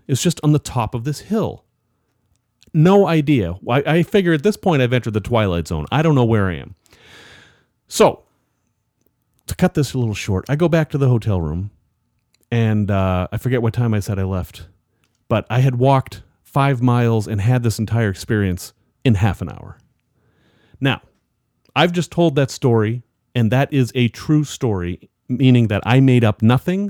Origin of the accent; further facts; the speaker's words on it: Salem, Massachusetts, United States; I grew up in Salem, Massachusetts